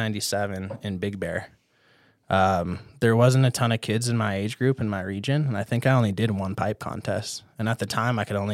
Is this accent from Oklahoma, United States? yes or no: no; Duluth, Minnesota, United States; So I grew up in Duluth, Minnesota.